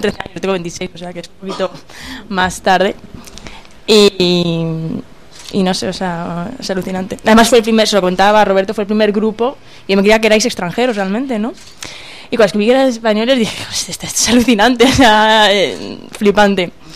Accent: Morocco; yo soy de Marruecos

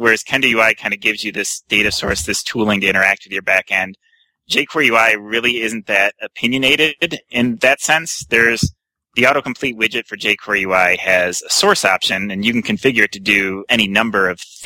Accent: Lansing, Michigan, United States; I'm from Lansing, Michigan.

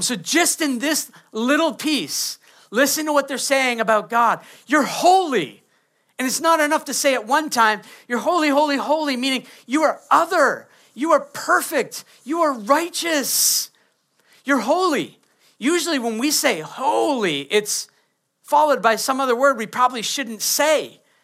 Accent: Maine, United States; I grew up in Maine

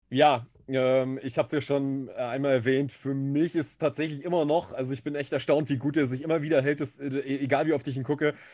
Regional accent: Germany; hier jetzt bei uns in Deutschland

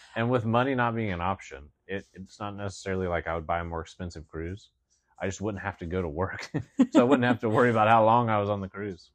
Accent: Southern West Virginia, United States; moved away; I grew up in the hills. of Southern West Virginia

